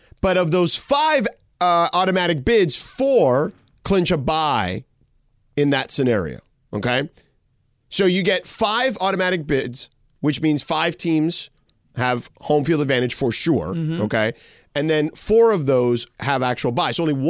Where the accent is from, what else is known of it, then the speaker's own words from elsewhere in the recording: Florida, United States; They have them where we grew up in South Florida.